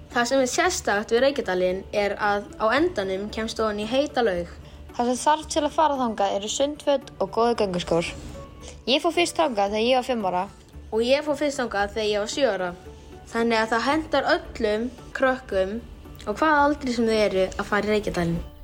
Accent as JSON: {"language": "Icelandic", "town": "Hvolsvöllur", "region": "Southern Region", "country": "Iceland", "said": "er frá Kólsvöldi sem er á Suðurlandi."}